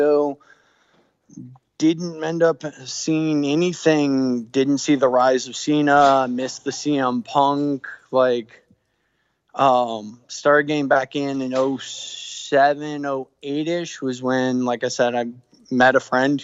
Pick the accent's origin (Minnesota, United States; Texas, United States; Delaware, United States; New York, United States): Texas, United States; moved away; I'm from Texas originally.